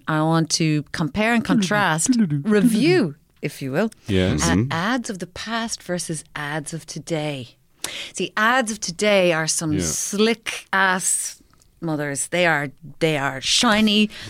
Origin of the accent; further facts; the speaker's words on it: Cork, Munster, Ireland; now in Dublin, Ireland; because my accent's a huge mishmash. I'm from Cork originally. I've lived here for 20 years.